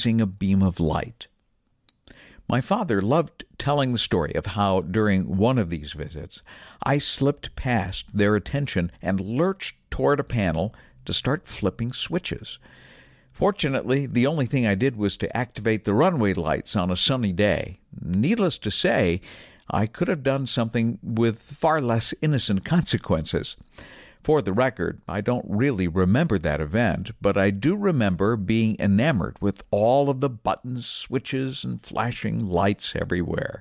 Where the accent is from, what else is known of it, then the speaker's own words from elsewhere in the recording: New Bedford, Massachusetts, United States; When I grew up in southern New England, I lived about 1 mile away from my hometown airport in New Bedford, Massachusetts, along the south coast